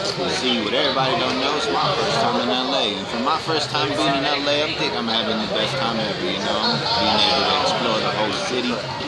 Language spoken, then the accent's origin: English; Spokane, Washington, United States; Well, I'm from Washington State.